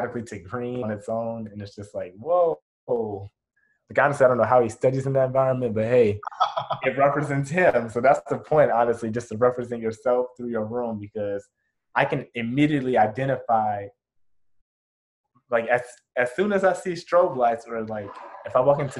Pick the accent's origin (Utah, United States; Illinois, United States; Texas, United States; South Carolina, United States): Illinois, United States; Chicago; moved away; I'm from Chicago